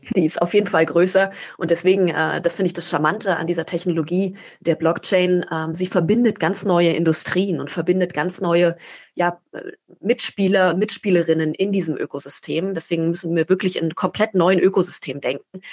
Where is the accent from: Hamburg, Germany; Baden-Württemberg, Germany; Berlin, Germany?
Berlin, Germany; bin aus Berlin, einer Großstadt